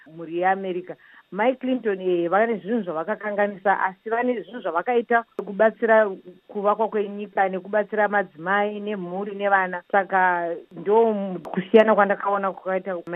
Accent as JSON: {"language": "Shona", "country": "Zimbabwe", "tie": "born or raised there", "moved": "yes", "said": "kana manditi ndiri muzimbabwe ndobuda ndoendepi iko iyo iriyo nyika yangu yandakazvarirwa madzibaba angu nemadzekuru angu wese akazvarirwa imomo"}